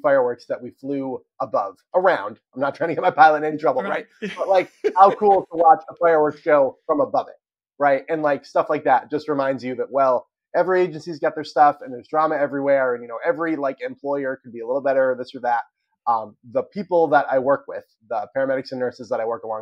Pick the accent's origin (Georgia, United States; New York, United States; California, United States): New York, United States; moved away as an adult; also born or lived in Maine; now in Massachusetts, United States; I'm born and raised in New York